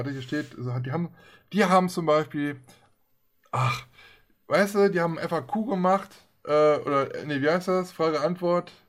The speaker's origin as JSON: {"language": "German", "country": "Germany", "said": "wir als Deutsche kommen ja erst sowieso erstmal gar nicht dahin."}